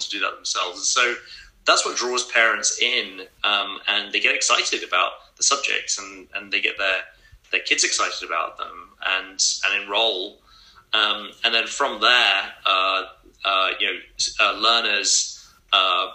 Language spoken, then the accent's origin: English; England, United Kingdom; moved away; So I grew up in England and went to a really fantastic school